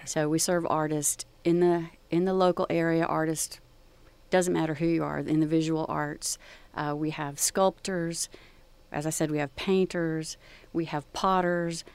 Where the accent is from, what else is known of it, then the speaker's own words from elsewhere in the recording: Gulf Coast of Texas, United States; growing up along the Gulf Coast